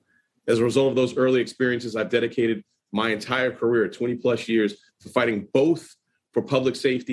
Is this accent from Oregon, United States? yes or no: no; New York City, New York, United States; Growing up in Harlem